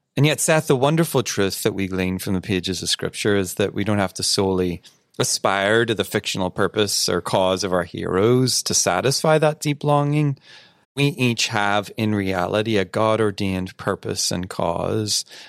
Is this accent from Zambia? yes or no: no; United Kingdom; I am British after all